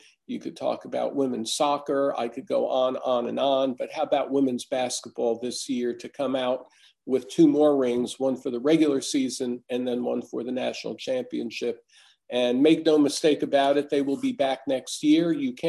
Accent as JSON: {"language": "English", "region": "Massachusetts", "country": "United States", "moved": "yes", "said": "No, we came from the North. We came from Massachusetts. We didn't really have that there."}